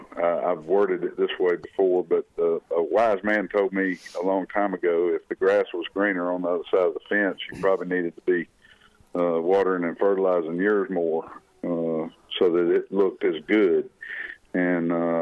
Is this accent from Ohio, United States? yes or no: no; Montgomery, Alabama, United States; being in my hometown